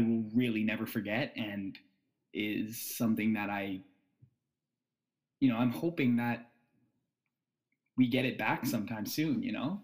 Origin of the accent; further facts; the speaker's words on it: Ottawa, Ontario, Canada; now in Toronto, Canada; I live in Toronto. I'm from Ottawa.